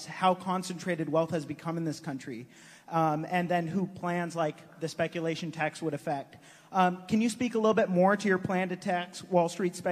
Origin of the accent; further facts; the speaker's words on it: Sacramento, California, United States; my hometown of Sacramento